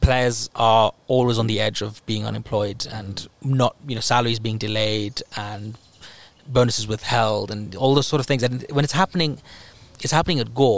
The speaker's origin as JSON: {"language": "English", "country": "Kenya", "said": "as a Kenyan"}